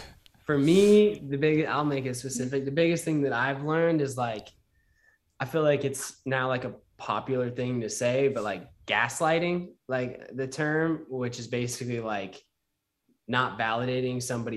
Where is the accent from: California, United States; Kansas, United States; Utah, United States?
Utah, United States; moved away as an adult; I was raised in Utah